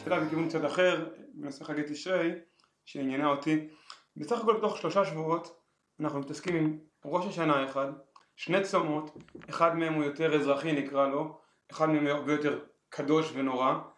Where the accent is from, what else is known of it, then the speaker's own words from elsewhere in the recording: Israel; אני גדלתי פשוט בקיבוץ